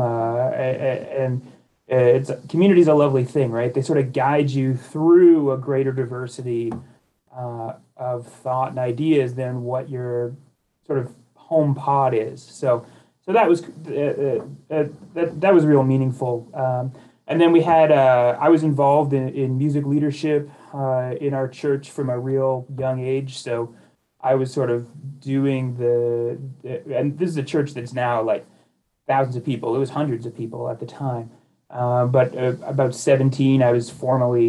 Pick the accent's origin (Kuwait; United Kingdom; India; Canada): Canada; west coast of Canada; moved away as an adult; also born or lived in Edmonton, Alberta / Madison, Wisconsin; now in United States; I'm from the west coast of Canada originally